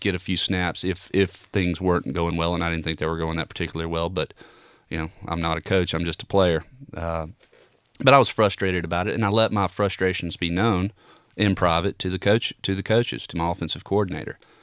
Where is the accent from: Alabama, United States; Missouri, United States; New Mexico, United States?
Alabama, United States; growing up in Alabama